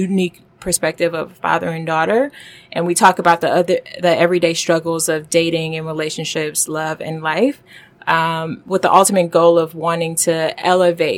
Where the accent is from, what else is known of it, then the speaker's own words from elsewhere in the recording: Detroit, Michigan, United States; moved away as an adult; also born or lived in Washington, D.C. / Silicon Valley; now in New York, United States; I am from Detroit.